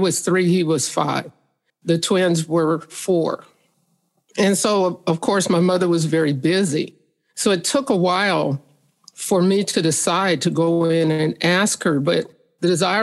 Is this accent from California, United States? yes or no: no; St. Joseph, Missouri, United States; St. Joseph, Missouri.